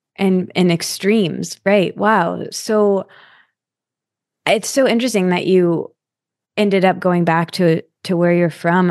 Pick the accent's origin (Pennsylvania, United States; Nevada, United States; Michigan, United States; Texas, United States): Michigan, United States; East Lansing; also born or lived in New York; I'm from East Lansing, so I grew up there and I went to school there too